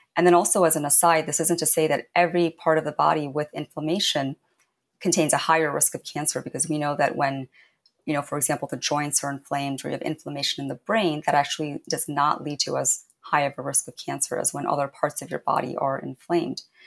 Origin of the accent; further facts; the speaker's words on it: Indiana, United States; growing up in Indiana